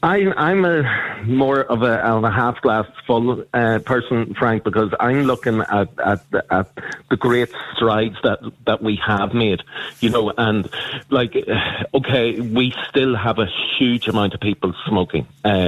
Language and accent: English; Uri, Switzerland; but when I was growing up in Uri in the 80s, there was smoking everywhere.